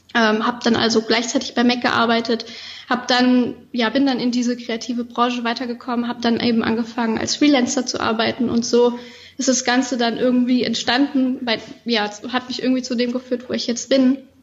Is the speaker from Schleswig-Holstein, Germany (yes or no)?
no; Koblenz area, Rhineland-Palatinate, Germany; moved away as an adult; now in Malta; ich bin auf dem Land aufgewachsen. Ich bin zwar in Koblenz geboren, aber später dann aufs Land gezogen mit meinen Eltern. Das heißt, ich habe meine ganze Kindheit eigentlich da verbracht